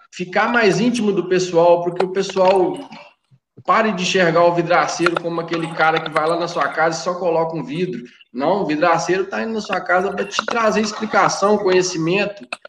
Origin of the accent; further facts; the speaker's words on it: Conselheiro Lafaiete, Minas Gerais, Brazil; Sou de Conselheiro Lafayette